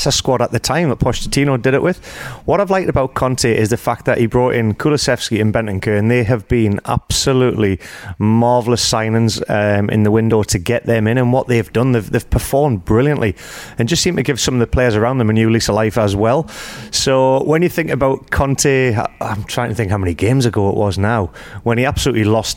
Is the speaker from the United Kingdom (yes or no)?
yes; Newcastle upon Tyne, North East England, United Kingdom; It's my hometown